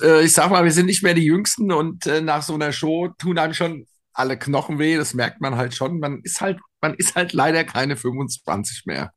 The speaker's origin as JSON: {"language": "German", "town": "Frankfurt", "region": "Hesse", "country": "Germany", "said": "wir sagen ja hier in Frankfurt, Unkraut vergeht nicht"}